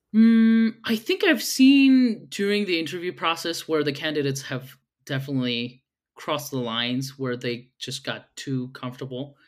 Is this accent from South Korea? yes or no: yes; South Korea; now in Utah, United States; I'm originally from Korea, but I've moved to the States probably twelve years ago.